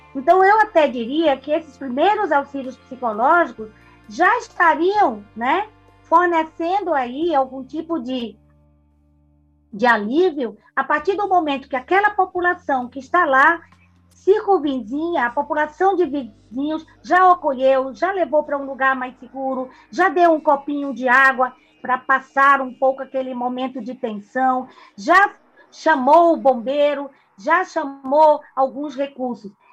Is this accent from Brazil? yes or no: yes; Pernambuco, Brazil; Eu sou uma pernambucana muito que sou muito, amo muito a minha terra